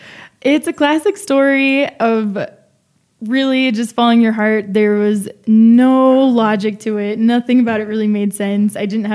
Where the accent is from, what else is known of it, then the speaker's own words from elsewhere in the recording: San Diego, California, United States; moved away as an adult; also born or lived in El Paso, Texas / Santa Barbara, California / New York; now in Mexico City, Mexico; I was born in the border town of El Paso, Texas. My grandmother was born in Juarez. I grew up in San Diego, another ciudad frontera.